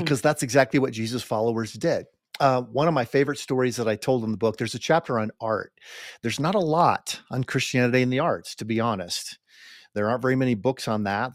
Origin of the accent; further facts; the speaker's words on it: United States; we Americans